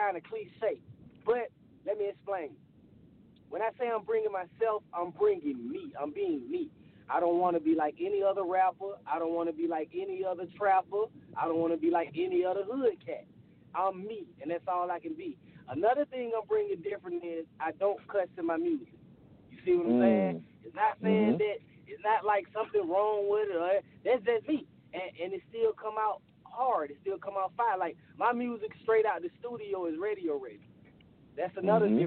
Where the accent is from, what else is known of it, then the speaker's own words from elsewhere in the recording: Decatur, Georgia, United States; I'm from Decatur, Georgia. See, in Atlanta, you know, it's west side, east side. So I'm from the east side.